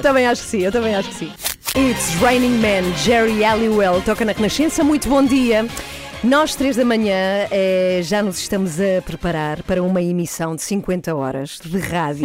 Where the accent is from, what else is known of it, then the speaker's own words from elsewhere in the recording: Madrid, Community of Madrid, Spain; now in Portugal; visitei a minha cidade natal, que é Madrid.